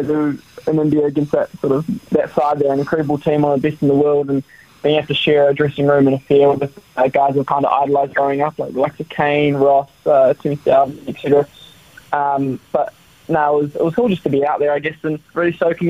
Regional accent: Wellington, New Zealand; I'm Kiwi through and through, born in Wellington

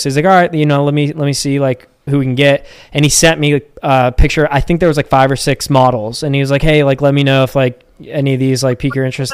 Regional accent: Pittsburgh, Pennsylvania, United States; born and raised in Pittsburgh. Uh, we still live here

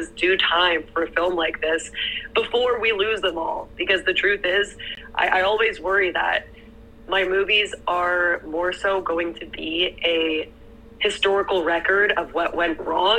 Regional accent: Canada; I'm Canadian

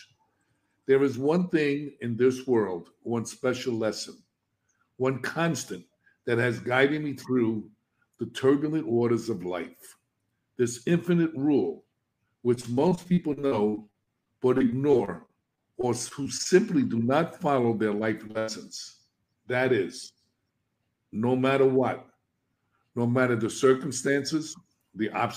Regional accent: New York City, New York, United States; I'm a kid from the South Bronx. I was brought up in an inner city neighborhood in the projects.

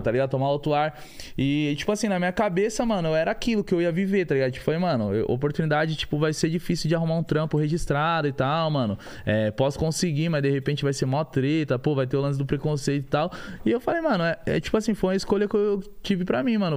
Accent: São Paulo, Brazil; nascido e criado da Vila Brasilândia, né, mano? Eu vim da comunidade.

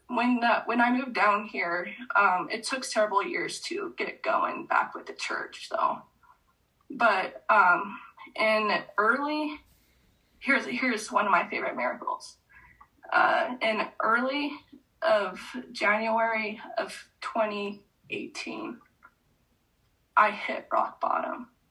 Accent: an hour north of San Diego, California, United States; moved away; also born or lived in Utah; I went back to my home state and let alone just an hour south of where I grew up

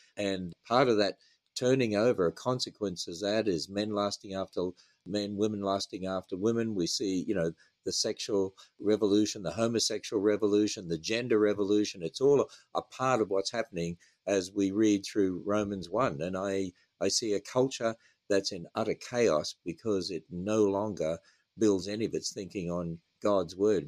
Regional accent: Australia; moved away as an adult; now in United States; as an Australian

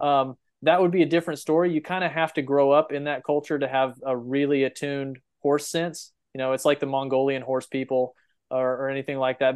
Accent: Texas Panhandle, United States; I grew up in the Panhandle of Texas

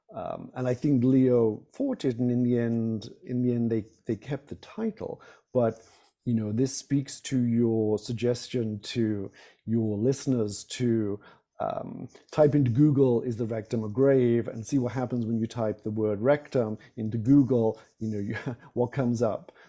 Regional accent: United Kingdom; moved away; not being American

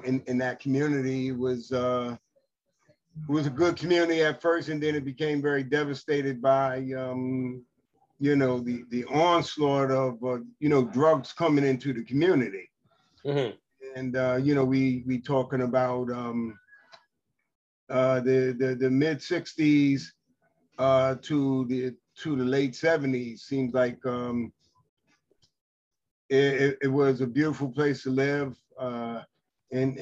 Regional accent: New York City, New York, United States; I grew up in the Lewis H. Pink houses

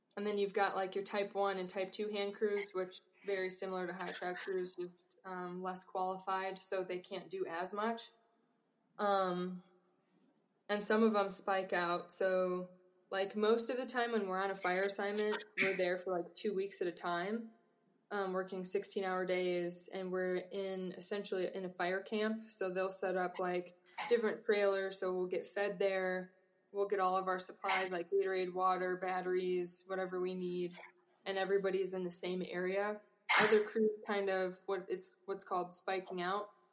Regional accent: Wisconsin, United States; moved away as an adult; growing up in Wisconsin

